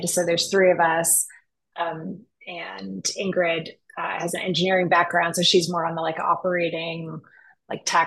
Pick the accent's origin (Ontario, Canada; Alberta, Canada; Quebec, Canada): Quebec, Canada; Montreal; now in Vancouver, Canada; I'm from Montreal. I'm Canadian, which is how now I live in Vancouver because Montreal is too cold.